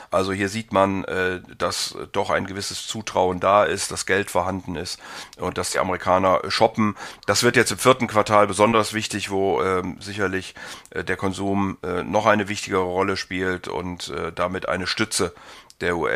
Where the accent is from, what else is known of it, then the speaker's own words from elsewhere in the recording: Rhineland, Germany; Ich ähm, bin ja Rheinländer und insofern einigermaßen optimistisch.